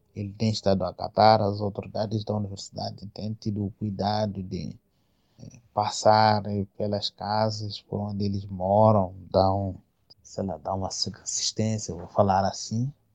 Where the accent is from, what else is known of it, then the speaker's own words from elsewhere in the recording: Mozambique; aqui no nosso país, sabia que é um país pobre